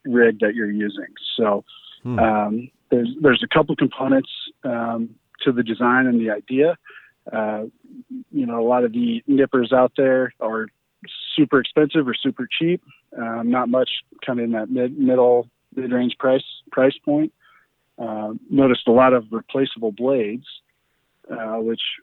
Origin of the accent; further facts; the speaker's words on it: Littleton, Colorado, United States; I grew up actually down in Littleton, Colorado